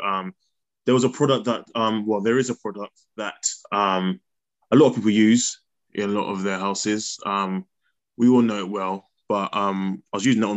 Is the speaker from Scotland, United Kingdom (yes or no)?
no; Bedford, East of England, United Kingdom; also born or lived in Kempston; I grew up in Bedford, well, mainly Kempston growing up.